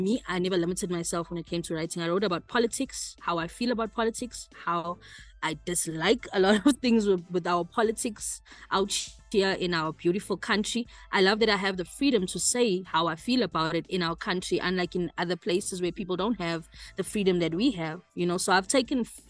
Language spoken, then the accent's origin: English; Eshowe, KwaZulu-Natal, South Africa; moved away as an adult; also born or lived in Durban; I was born in Durban, but spent my whole life in Eshowe, from primary school, high school, married, kids, everything was there until I moved out here